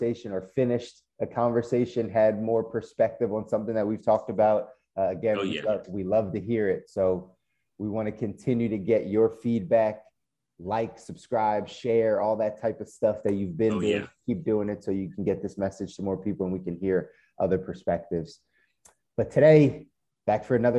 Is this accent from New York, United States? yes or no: no; Philadelphia, Pennsylvania, United States; born and raised in Philly